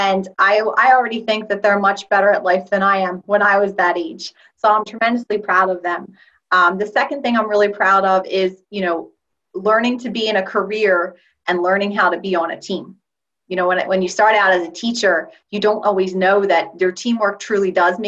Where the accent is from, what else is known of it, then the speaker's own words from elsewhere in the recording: right outside of the Philadelphia area, Pennsylvania, United States; I am an English language teacher from right outside of the Philadelphia area